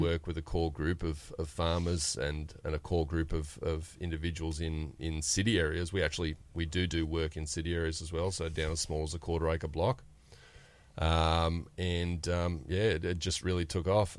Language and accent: English; New South Wales, Australia; we're from a little town about four and a half hours north of Sydney